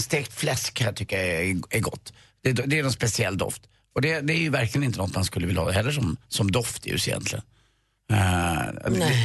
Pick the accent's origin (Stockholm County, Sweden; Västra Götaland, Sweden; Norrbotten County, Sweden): Stockholm County, Sweden; Stockholm; Jag är från Östermalm, uppe i, i, i de finaste delarna. Och där är jag uppvuxen